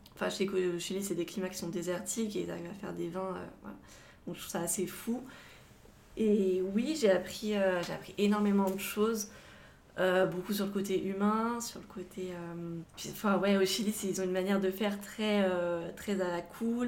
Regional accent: Savoie, Auvergne-Rhône-Alpes, France; also born or lived in Grenoble / Avignon / Montpellier; J'habite euh, en Savoie, je suis originaire de Savoie. Euh, j'ai toute ma famille ici.

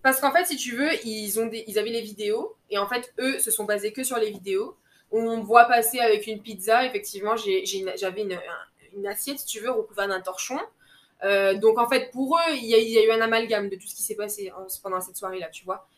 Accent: Guadeloupe; moved away as an adult; also born or lived in Metropolitan France; je rentre en Guadeloupe, je rentre chez moi

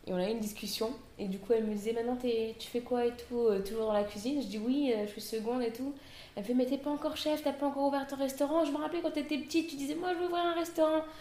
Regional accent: Réunion; native de La Réunion, je suis seconde cuisine dans l'un des meilleurs restos de l'île, la Caspité.

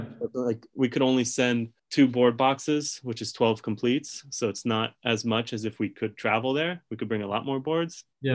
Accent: California, United States; knowing the world I've been living in for so long of like everyone has a skateboard growing up in California

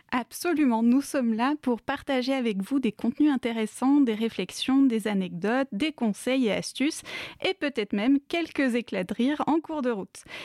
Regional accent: Jura, Bourgogne-Franche-Comté, France; je suis du Jura

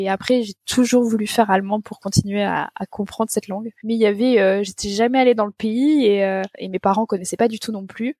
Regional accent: France; moved away as an adult; also born or lived in Nantes, France; now in Munich, Germany; je suis française

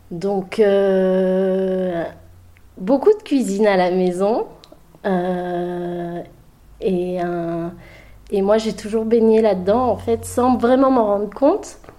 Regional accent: Libreville, Estuaire, Gabon; moi je suis née au Gabon, à Libreville. Euh, c'est pile poil sur l'équateur, au euh, bord de mer. J'ai grandi avec l'océan à, 20 mètres de mon balcon.

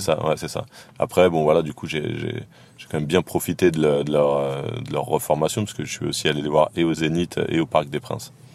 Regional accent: Saint-Denis, Île-de-France, France; je viens de Saint-Denis

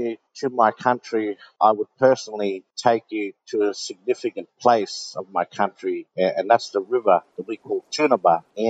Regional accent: Rockhampton, Queensland, Australia; I was born in Rockhampton, born and bred here. All my family are here, all my relatives. Rockhampton sits in my Darnambal country, so I'm always on my particular clan country.

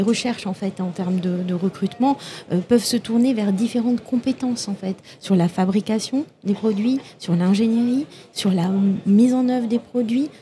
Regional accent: Toulouse, Occitania, France; je viens de Toulouse

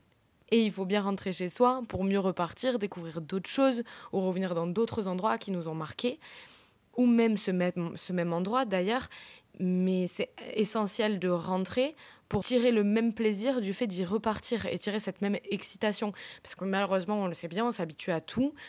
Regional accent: southern France, France; moved away; also born or lived in London; je viens quand même du sud

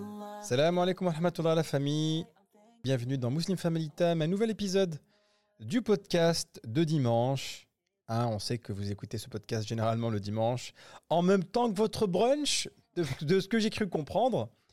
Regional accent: Grenoble, Auvergne-Rhône-Alpes, France; moved away as an adult; now in United Arab Emirates; nous on vient de Grenoble

